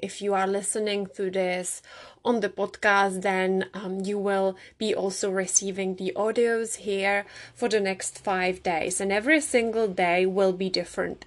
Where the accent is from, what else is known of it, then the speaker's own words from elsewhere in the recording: Czechia; moved away; I grew up in the Czech Republic